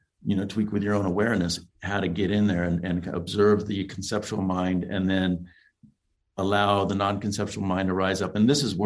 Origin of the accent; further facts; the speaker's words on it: Los Angeles, California, United States; I grew up in Los Angeles where there's a lot of interracial warfare going on